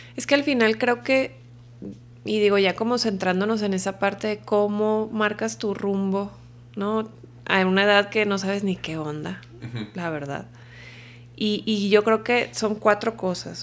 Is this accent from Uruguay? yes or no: no; Culiacán, Sinaloa, Mexico; moved away as an adult; now in Mexico City, Mexico; Pues soy de Culiacán, ya tengo acá en México casi 12 años viviendo